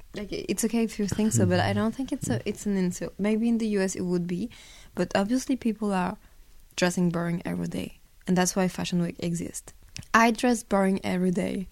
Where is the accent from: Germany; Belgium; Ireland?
Belgium; now in Paris, France; I grew up in in Belgium